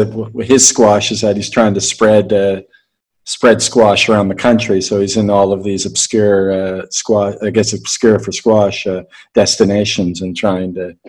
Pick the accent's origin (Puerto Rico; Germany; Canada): Canada; And also, me being Canadian, and I just had Nick Sackvi on the podcast a little while ago.